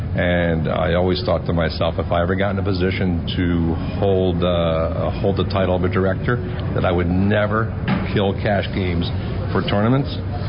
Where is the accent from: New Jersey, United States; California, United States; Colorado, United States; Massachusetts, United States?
New Jersey, United States; now in South Florida, United States; I grew up in New Jersey. Hated the winners. Why would you not want to be here in sunny South Florida?